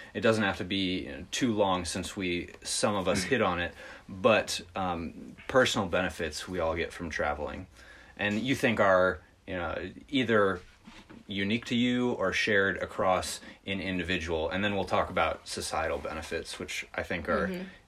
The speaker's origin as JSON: {"language": "English", "region": "Midwest", "country": "United States", "tie": "born or raised there", "said": "growing up in the Midwest in a smaller city"}